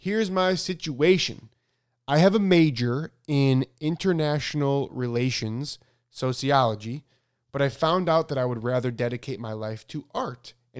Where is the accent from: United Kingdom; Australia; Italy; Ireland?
Italy; Also, I'm from Italy, and here it would be much harder than it seems in the US.